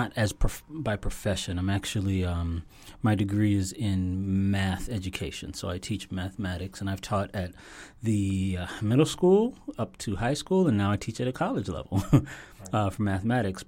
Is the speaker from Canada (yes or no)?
yes; Toronto, Ontario, Canada; now in Florida, United States; I was born in Toronto, Canada